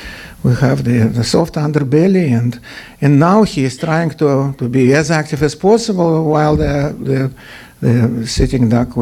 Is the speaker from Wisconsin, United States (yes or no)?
yes; Wisconsin, United States; I'm from Wisconsin.